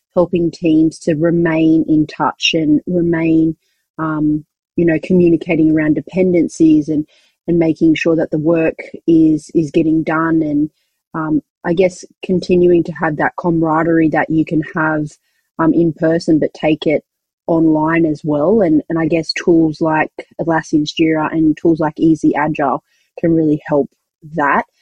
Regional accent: Australia; accent: Australian; we're an Australian company, if you didn't recognize where my accent is from.

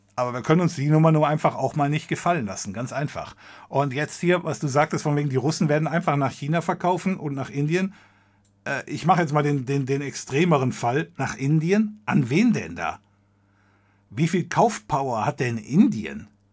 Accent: Germany; wir als Deutsche

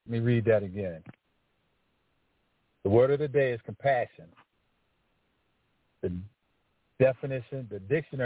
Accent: Washington, District of Columbia, United States; I grew up in Northwest Washington, D.C. My area was called LeDroit Park

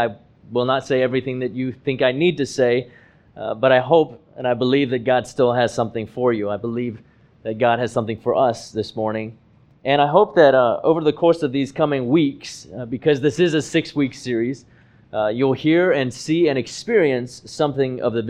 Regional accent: Hong Kong; moved away as an adult; now in United States; race mattered was when I arrived in the United States in 2006 at the age of 23. See, I was born and I grew up in Hong Kong, where the population is over 90% Han Chinese.

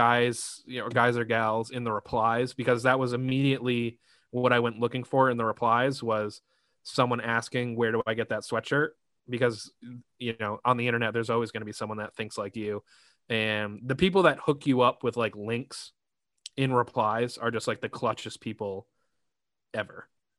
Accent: Rhode Island, United States; Shout out Rhode Island, my hometown.

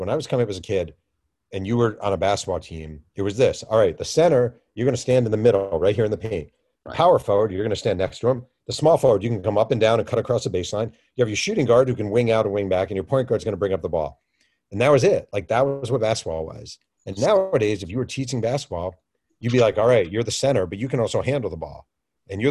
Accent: New York, United States; I grew up in New York.

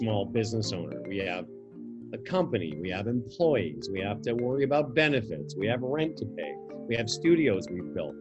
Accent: Moose Jaw, Saskatchewan, Canada; moved away as an adult; also born or lived in Vancouver; the local radio station in my hometown

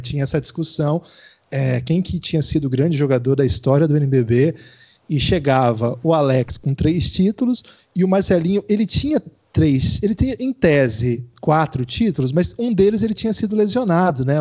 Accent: Paraná, Brazil; eu, como paranaense

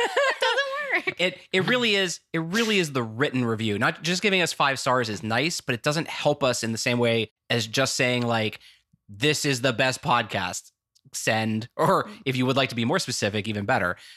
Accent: United States; talked in that accent the whole time, and everyone knew I was American.

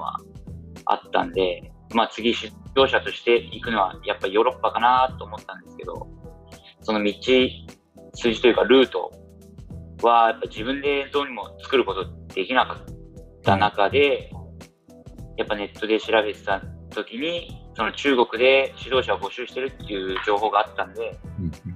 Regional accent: Saitama, Japan; moved away as an adult; also born or lived in Shanghai, China; now in Suzhou, China; 自分は埼玉出身なんで東京にも近かったんで

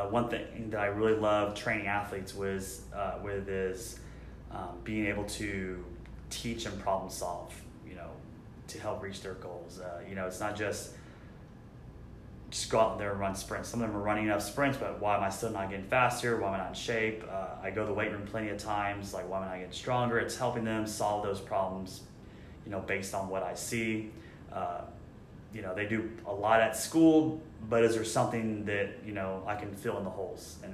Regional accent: San Antonio, Texas, United States; I'm from San Antonio

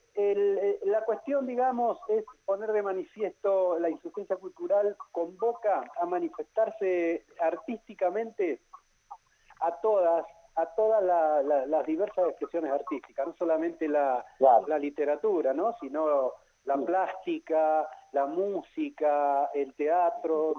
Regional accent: Neuquén, Argentina; Yo soy neuquino, nacido en Neuquén

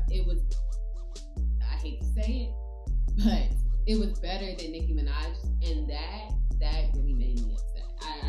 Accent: New York, United States; You know, as a New Yorker, somewhat

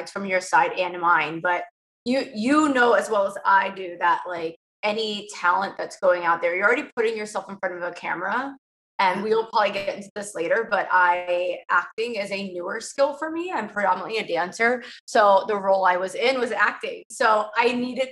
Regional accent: Southern Maryland, United States; moved away as an adult; I was born and raised in Southern Maryland

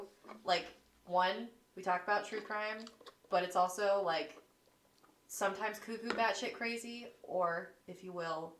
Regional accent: United States; We're just American.

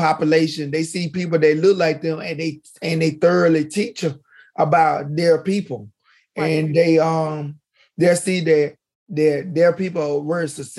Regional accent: Mobile, Alabama, United States; moved away as an adult; also born or lived in Nashville, Tennessee; I was from Mobile. And I went, I moved my family up to Nashville

